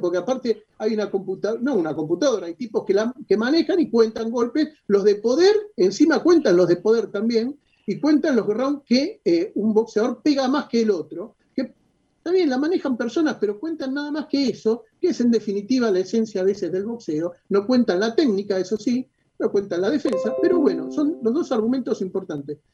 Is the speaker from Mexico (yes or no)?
no; Argentina